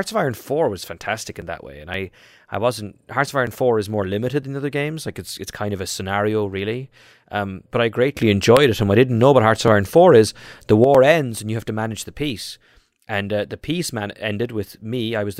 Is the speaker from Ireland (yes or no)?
yes; Ireland; moved away; because I'm Irish.